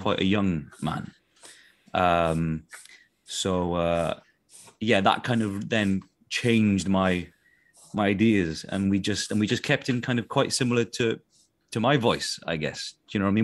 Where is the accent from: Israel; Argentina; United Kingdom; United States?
United Kingdom; South Wales; accent: Welsh accent from South Wales; my Welsh accent from South Wales